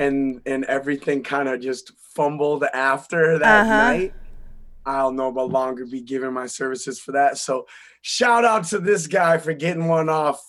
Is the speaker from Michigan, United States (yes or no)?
no; Eau Claire, Wisconsin, United States; also born or lived in Appleton, Wisconsin / Georgia / Minnesota; And I was born about 3 hours from here in Wisconsin also, Appleton, Wisconsin. And I was raised in Eau Claire, Wisconsin.